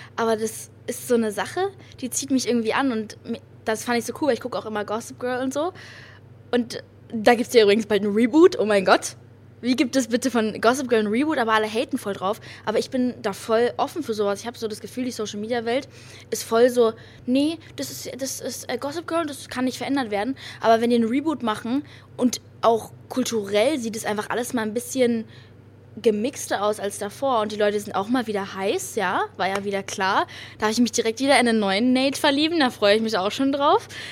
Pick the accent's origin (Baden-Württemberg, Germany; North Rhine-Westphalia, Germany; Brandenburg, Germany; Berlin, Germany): Berlin, Germany; Ich bin hier in Berlin geboren, aber Berlin ist auch eine ganz, ganz, ganz tolle Stadt